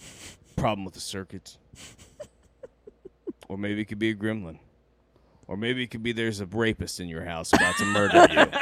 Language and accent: English; Kansas, United States; I'm from Kansas